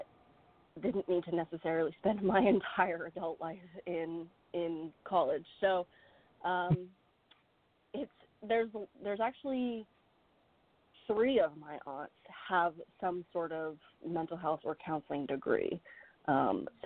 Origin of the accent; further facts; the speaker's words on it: Maine, United States; I live and I was born and raised in Maine, but I'm actually licensed in New Hampshire because we live right next door